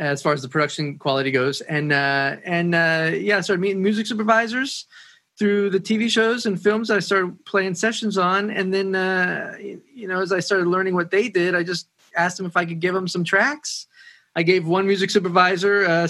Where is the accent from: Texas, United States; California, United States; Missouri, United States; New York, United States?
New York, United States; Woodstock; moved away; also born or lived in Nashville; I grew up in Woodstock, and I started in studios when I was a teenager.